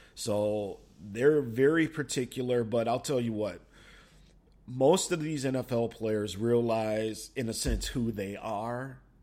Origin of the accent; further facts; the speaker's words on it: Minnesota, United States; I'm from Minnesota.